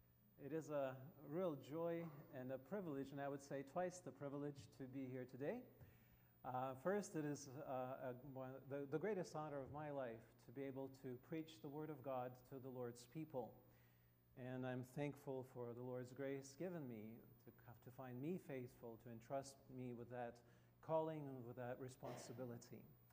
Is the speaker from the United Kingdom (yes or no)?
no; Russia; English is a second language; I come from Russia, as you can see, and unless it's very small probably for many of you, but anyway, there is Russia, the green territory.